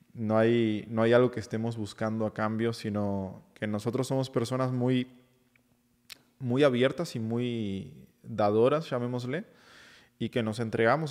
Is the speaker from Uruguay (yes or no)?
yes; Uruguay; now in Mexico City, Mexico; yo soy de, de Uruguay